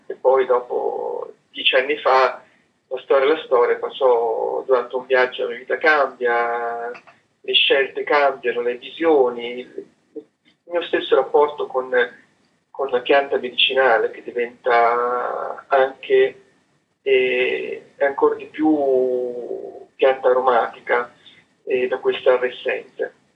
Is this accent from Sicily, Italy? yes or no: yes; Sicily, Italy; also born or lived in Piacenza, Italy / Parma, Italy; now in Salsomaggiore Terme, Italy; essendo siciliano, portando un nome siciliano, parlando tanto della mia terra